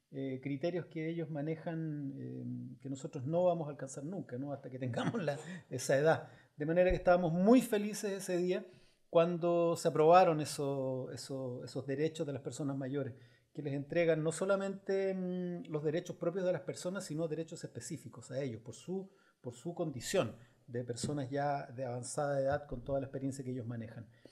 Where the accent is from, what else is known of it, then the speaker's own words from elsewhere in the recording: Chile; como chilenos